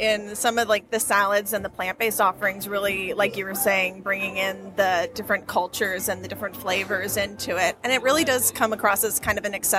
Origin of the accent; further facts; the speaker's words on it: Clermont, Florida, United States; I'm from Claremont, Florida.